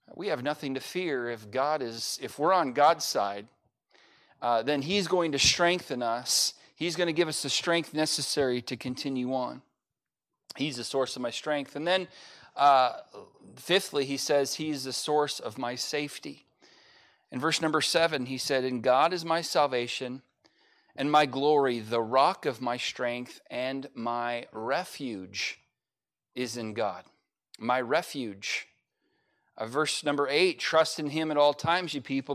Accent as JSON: {"language": "English", "country": "United States", "said": "I'm an American"}